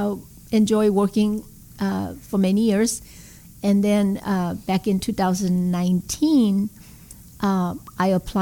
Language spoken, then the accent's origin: English; South Korea; English is a second language; now in United States; Growing up in Korea, you know, going to school. We went to school 6 days a week